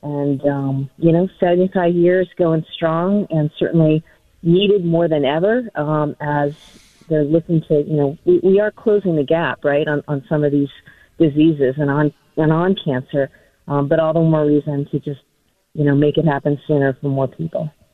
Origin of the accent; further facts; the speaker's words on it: New Hampshire, United States; now in Massachusetts, United States; I grew up in New Hampshire